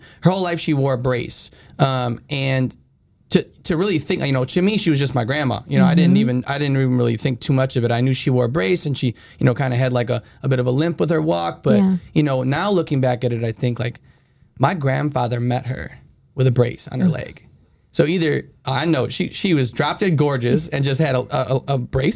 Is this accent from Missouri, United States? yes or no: no; Chicago, Illinois, United States; born and raised in Chicago. I grew up on the north side in Lakeview